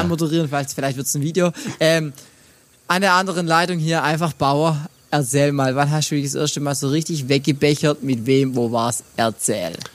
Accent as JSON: {"language": "German", "area": "near Brackenheim", "region": "Baden-Württemberg", "country": "Germany", "tie": "born or raised there", "said": "in meinem Heimat ähm, Kaff, beziehungsweise ein Kaff weiter in Brackenheim"}